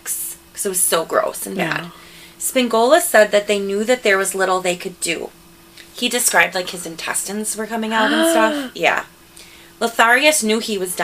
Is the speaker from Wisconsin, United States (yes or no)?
yes; Milwaukee, Wisconsin, United States; I grew up in Milwaukee. My parents are from Milwaukee